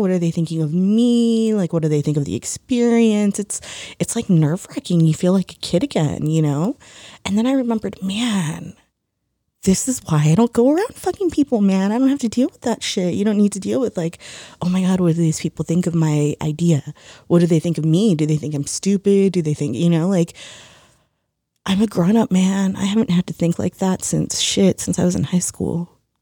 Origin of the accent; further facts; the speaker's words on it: United States; ourselves as Americans